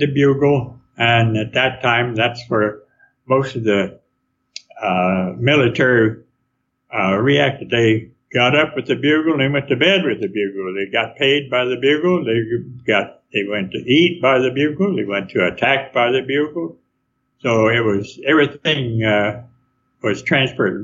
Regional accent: Arkansas, United States; also born or lived in Stockton, California / Sacramento, California / Oregon; now in Lodi, United States; that's where I was born in Arkansas

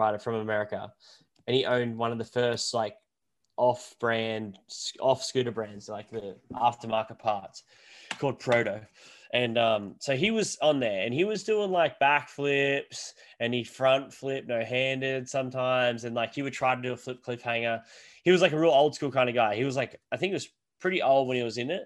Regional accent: Sunshine Coast, Queensland, Australia; also born or lived in Wodonga, Victoria; So I moved up to with my mum's mum, my nan, in Queensland, where I live right now. So the Sunshine Coast, we moved up there when I was, it would have been grade one or so.

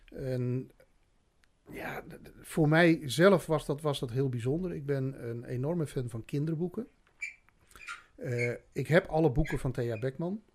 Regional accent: Friesland, Netherlands; ik kom uit Friesland en drie maanden geleden sprak ik geen woord Haags

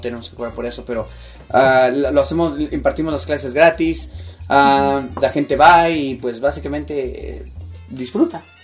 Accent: Mexico City, Mexico; now in Utah, United States; soy de la Ciudad de México, a ah, radico ahora en, Utah

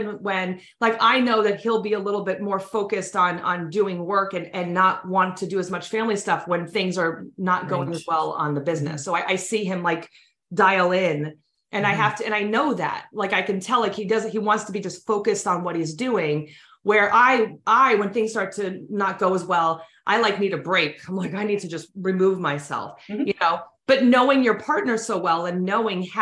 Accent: New York, United States; we're both from New York

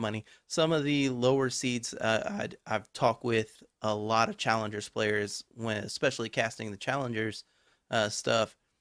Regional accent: Texas, United States; I'm from Texas.

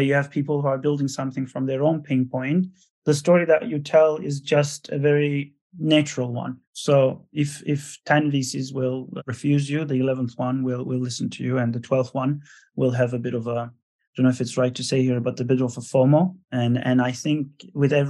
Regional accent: Istanbul, Turkey; moved away; also born or lived in Italy / France / Netherlands / United States; Born and raised in Istanbul, Turkey. Moved to Europe then.

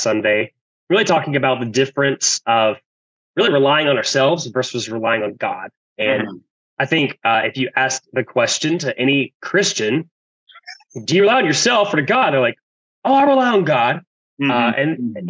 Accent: Georgia, United States; growing up in Georgia, working the farm with my grandpa

